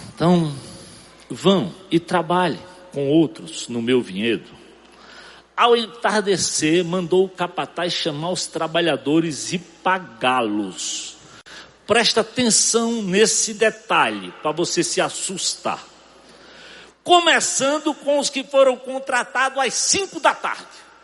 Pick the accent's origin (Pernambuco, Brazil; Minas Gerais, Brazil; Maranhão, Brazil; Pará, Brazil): Pernambuco, Brazil; sertão of; Eu sei de onde eu venho, eu sei onde eu nasci, alto índice de mortalidade infantil, sertão de Pernambuco, religiosidade pobre. Era difícil o dia que eu não via crianças serem enterradas naquele cemitériozinho